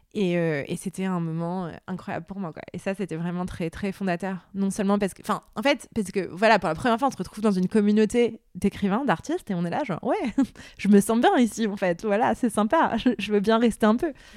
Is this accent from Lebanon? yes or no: yes; Beirut, Beirut Governorate, Lebanon; moved away; j'ai grandi au Liban, à Beyrouth